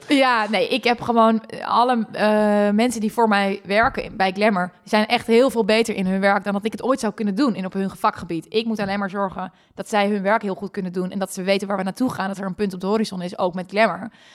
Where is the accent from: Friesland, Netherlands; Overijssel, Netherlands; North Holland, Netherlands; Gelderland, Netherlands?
Friesland, Netherlands; moved away; ben ik gewoon een Fries mega kneuterig meisje